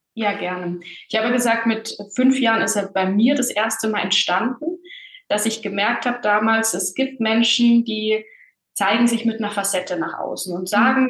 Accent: Bavaria, Germany; Bin in einem kleinen Dorf aufgewachsen in Bayern

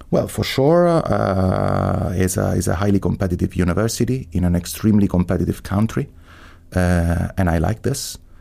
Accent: Rome, Lazio, Italy; English is a second language; moved away as an adult; also born or lived in Boston, United States; now in Heidelberg, Germany; I was born in Rome. My family is not from Rome, so I'm a first generation. My mother was from Tuscany and my father from Sardinia. But I grew up in Rome.

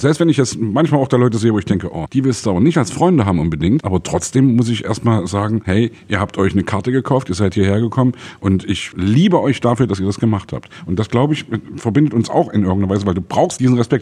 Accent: Saxony, Germany; ich komme aus Sachsen

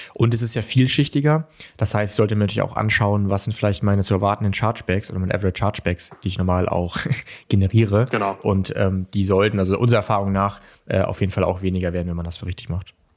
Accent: Kiel, Schleswig-Holstein, Germany; ich will mich als Kieler nicht beschweren

